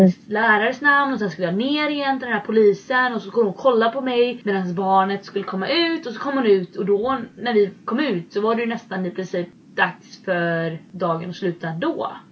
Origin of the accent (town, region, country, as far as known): Sweden; moved away as an adult; now in United States